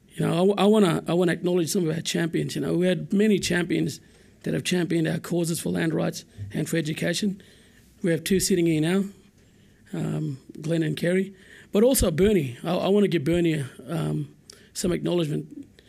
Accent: Coen, Queensland, Australia; I'm from Cowan. I, I grew up in Cowan

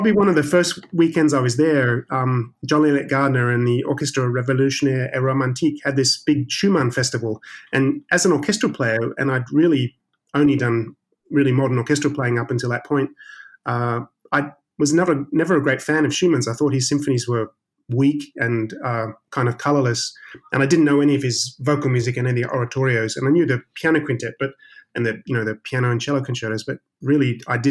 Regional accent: South Australia, Australia; moved away as an adult; also born or lived in Sydney / London, United Kingdom / State College, Pennsylvania, United States; being an Australian from South Australia

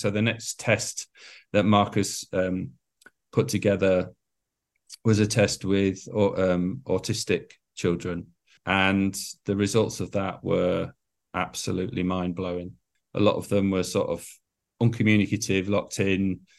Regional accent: Scarborough, Yorkshire and the Humber, United Kingdom; And I was a lad from Scarborough, and that was the beginning of everything, really.

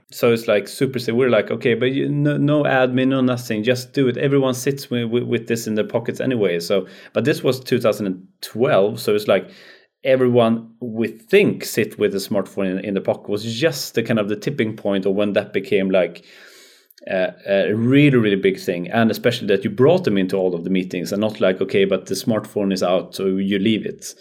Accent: Skövde, Västra Götaland, Sweden; growing up in Skövde.

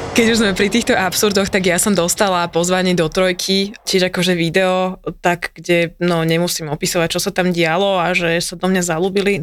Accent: central Slovakia, Slovakia; Ja som zo stredného Slovenska

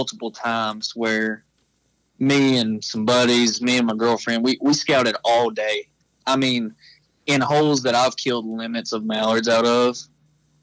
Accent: Atlanta, Texas, United States; I'm from Atlanta, Texas.

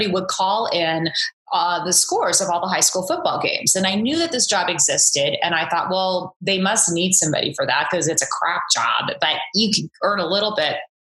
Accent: Orange County, California, United States; growing up in Orange County, California

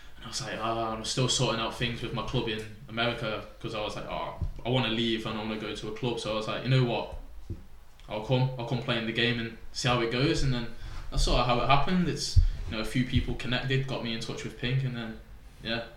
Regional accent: Chester, North West England, United Kingdom; I was from Chester so I got took out of my school

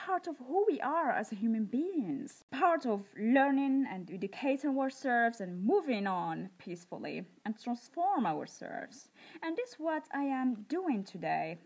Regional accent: Morocco; I grew up in Morocco

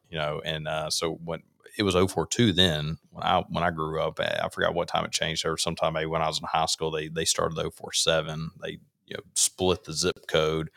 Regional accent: Rankin County, Mississippi, United States; also born or lived in Hattiesburg, Lamar County, Mississippi; I grew up in Rankin County, uh, lived down in Lamar County for six years

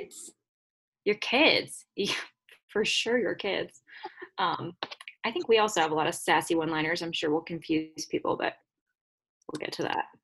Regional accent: Piney Woods, Louisiana, United States; I'm from Piney Woods, Louisiana

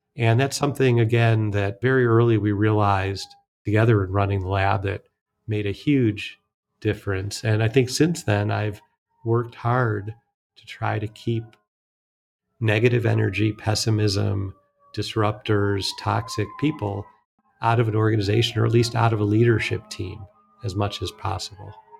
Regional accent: Cleveland, Ohio, United States; I enjoyed growing up outside Cleveland, Ohio

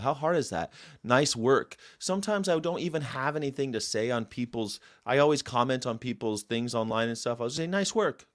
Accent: United States; I'm an American

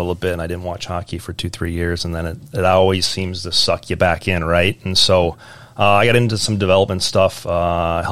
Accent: Eden Prairie, Minnesota, United States; moved away; Eden Prairie, I grew up, it was a young town

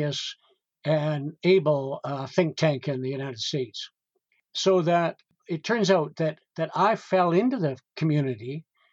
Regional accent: Calgary, Alberta, Canada; I was raised in Calgary, Alberta, when it was just an agricultural

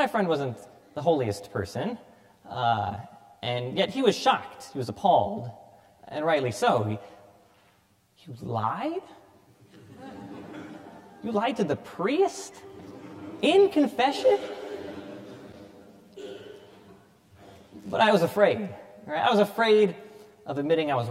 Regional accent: Cedar Rapids, Iowa, United States; I was born here in Cedar Rapids, baptized at All Saints Parish

